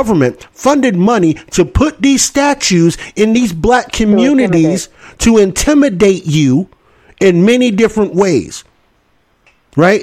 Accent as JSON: {"language": "English", "region": "the South", "country": "United States", "tie": "born or raised there", "said": "living here in the South and obviously growing up in the South."}